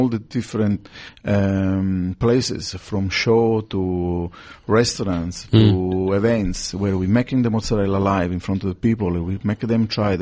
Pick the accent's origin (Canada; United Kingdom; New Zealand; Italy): Italy; Sicily; English is a second language; moved away as an adult; now in Australia; I come from Sicily and with no word of English